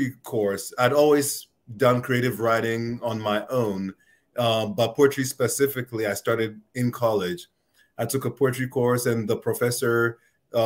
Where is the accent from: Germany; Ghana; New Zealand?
Ghana; now in United States; growing up in Ghana